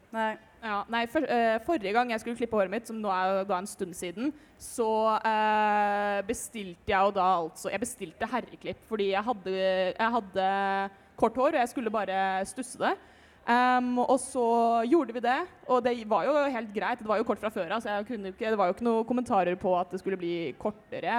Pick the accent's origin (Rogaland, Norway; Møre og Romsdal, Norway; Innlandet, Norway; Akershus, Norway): Akershus, Norway; Rælingen; Jeg er 21 år gammel fra Rælingen